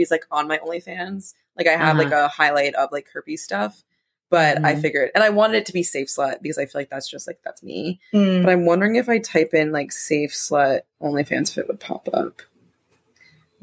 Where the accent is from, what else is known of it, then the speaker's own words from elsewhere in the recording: Providence, Rhode Island, United States; I'm from Providence